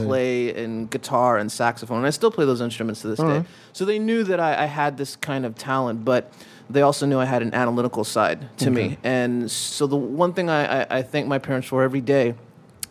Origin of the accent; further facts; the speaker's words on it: Coral Springs, Florida, United States; I grew up in Coral Springs, Florida